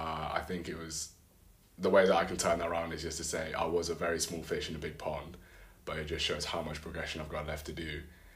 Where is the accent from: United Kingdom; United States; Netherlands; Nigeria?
United Kingdom; I'm 22 years old and I am a British high jumper.